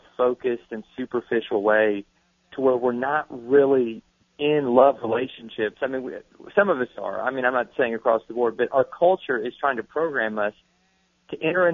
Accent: Kentucky, United States; now in Georgia, United States; I'm not originally from Georgia. I grew up in Kentucky

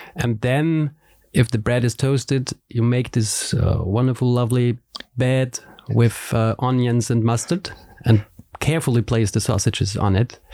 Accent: Salzburg, Austria; English is a second language; now in Vienna, Austria; we are both from Salzburg

